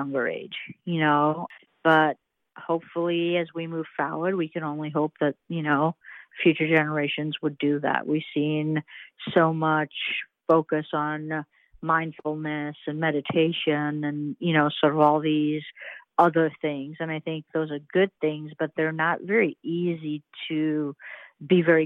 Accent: Trinidad & Tobago; also born or lived in Indianapolis, United States; now in Charlotte, United States; I was born and raised in the Caribbean island of Trinidad and Tobago.

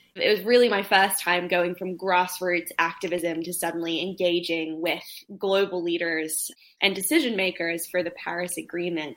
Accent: Australia; australia my home country

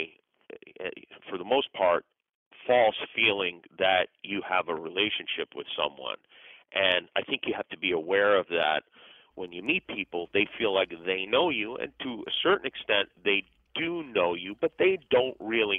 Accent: Las Vegas, Nevada, United States; moved away; I grew up in Las Vegas

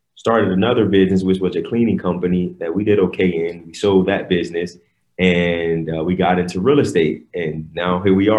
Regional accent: Miami, Florida, United States; we grew up in Miami, Florida, but not that part that you see on TV, well, on First 48, yeah. but we grew up in the hood in Miami.

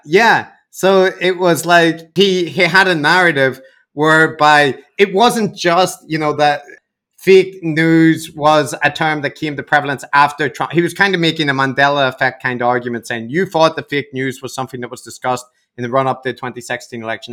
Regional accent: Northern Ireland, United Kingdom; I come from Northern Ireland

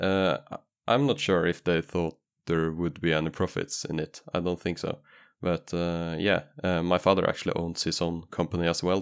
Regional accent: Norway; English is a second language; I was from Norway, so I could just say, "Oh, English is not my main language."

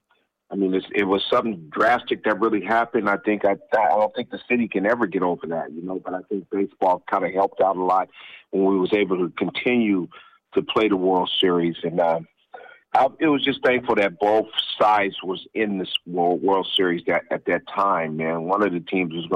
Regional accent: San Diego, California, United States; I didn't go to Lincoln. I went to Claremont

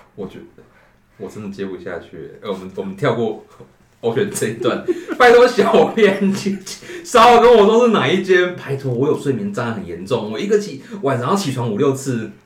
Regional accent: Pingtung County, Taiwan; 屏东人这么觉得啊

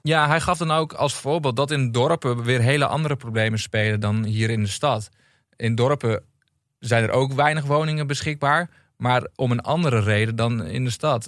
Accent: Meppel, Drenthe, Netherlands; now in Amsterdam, Netherlands; in het dorpje waar ik vandaan kom

